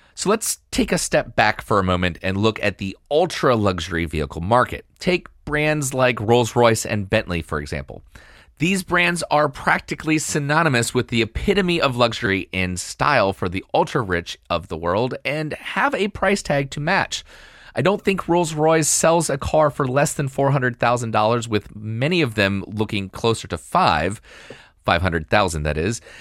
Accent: Virginia, United States; my home state here of Virginia

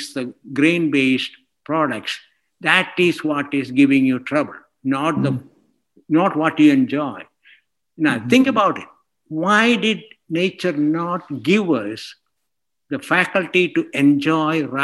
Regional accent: India; moved away as an adult; also born or lived in Scotland / Texas, United States; now in Portland, United States; I grew up in India.

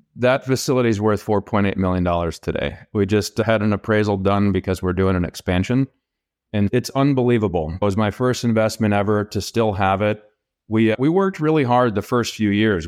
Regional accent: Minnesota, United States; also born or lived in Kansas; I grew up in Minnesota, went and played college football and got a degree at Kansas State University

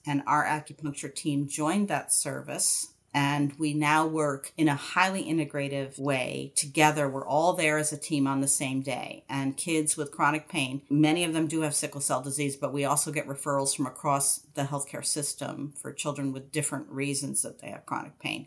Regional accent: outside of Albany, New York, United States; I grew up outside of Albany, New York

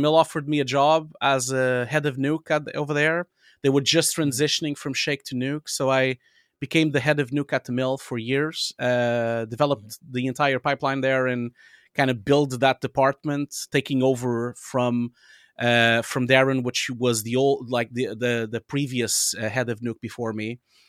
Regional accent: Portugal; English is a second language; I'm Portuguese originally. I was born in Portugal.

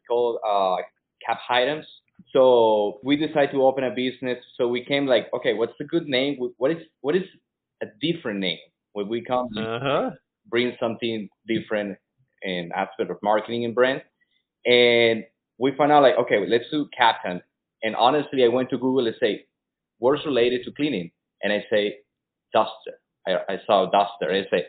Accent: Venezuela; English is a second language; moved away; Yeah, well, I came from Venezuela 6 years ago and I speak no English.

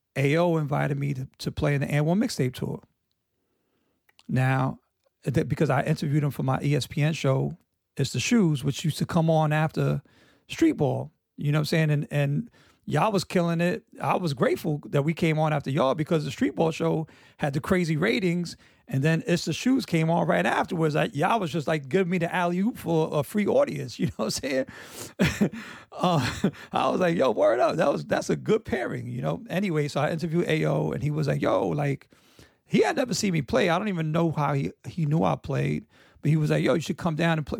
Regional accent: New York, United States; both my parents were born in Puerto Rico, you know, I didn't speak Spanish. And, you know, I really identified as being like a New Yorker

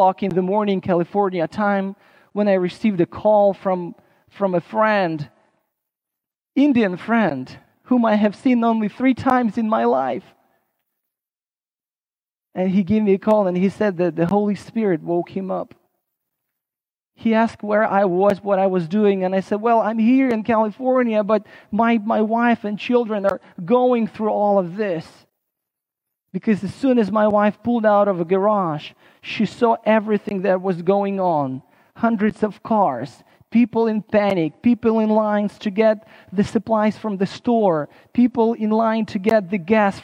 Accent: Odessa, Odesa Oblast, Ukraine; my home state of Odessa

